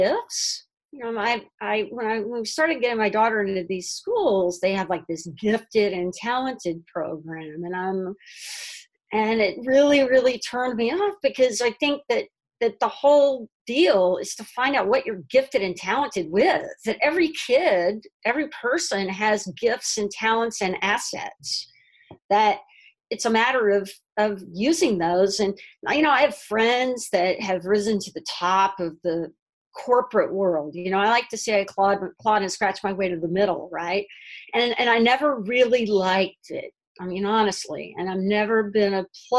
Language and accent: English; Texas, United States; moved away as an adult; also born or lived in New York City / Manhattan; now in Brooklyn, United States; I grew up in Texas